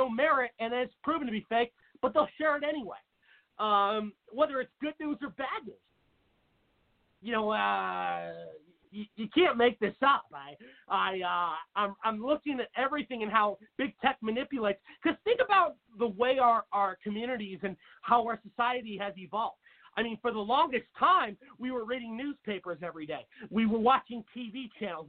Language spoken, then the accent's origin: English; Seattle, Washington, United States; I grew up with in Seattle, Washington